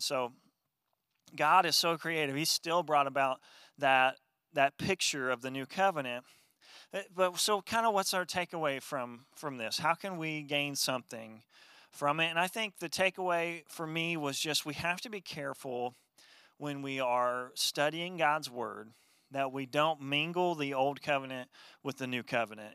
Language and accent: English; Wabash, Indiana, United States; growing up in my hometown of Wabash, Indiana